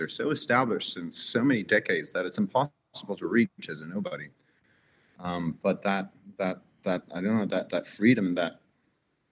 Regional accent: Berlin, Germany; Born and raised in Berlin. My dad's from Canada. My mom here from Berlin

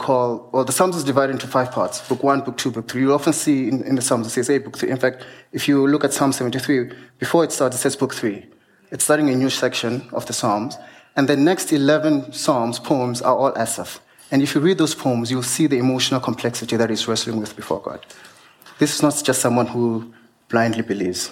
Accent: Venda, Limpopo, South Africa; As I grew up in Venda, of course, I'm Venda

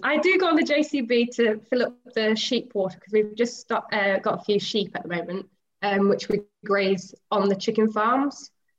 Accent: Lincolnshire, East Midlands, United Kingdom; I'm from Lincolnshire. I've grown up in farming, so I've been in it all my life.

